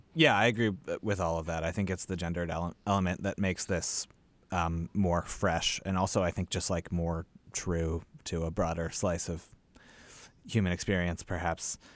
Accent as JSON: {"language": "English", "country": "United States", "said": "as an American"}